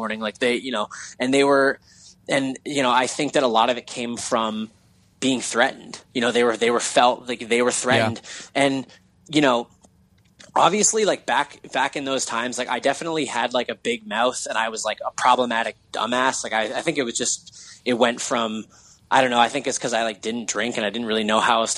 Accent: Hamilton, Ontario, Canada; we're from Hamilton, Ontario

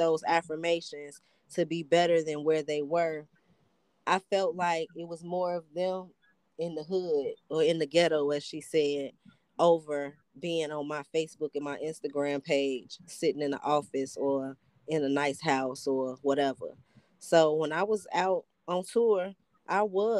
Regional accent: Chicago, Illinois, United States; also born or lived in Atlanta; I'm from Chicago

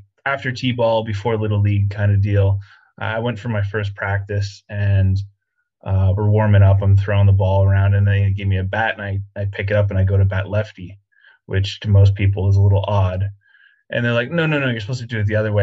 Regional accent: Eastern Pennsylvania, United States; I grew up in Eastern Pennsylvania

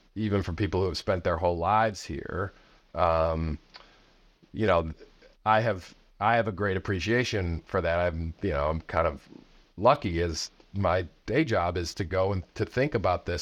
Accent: outside of Chicago, Illinois, United States; I grew up outside of Chicago

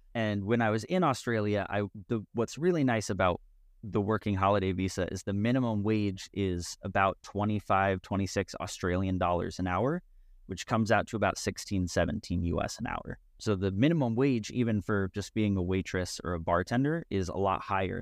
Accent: West Virginia, United States; I grew up in West Virginia

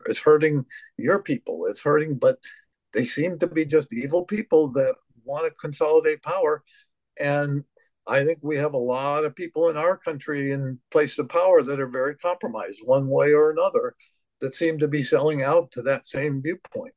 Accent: United States; speaking as an American

